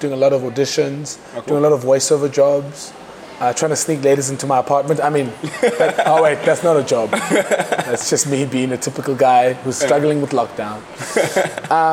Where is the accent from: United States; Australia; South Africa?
South Africa; Cape Town, Western Cape; where I grew up in Kukuletu, people like to call me privileged. I'm a Kukuletu township. I'm a township boy